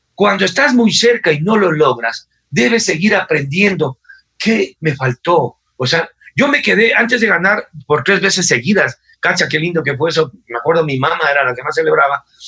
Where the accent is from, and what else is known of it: Ecuador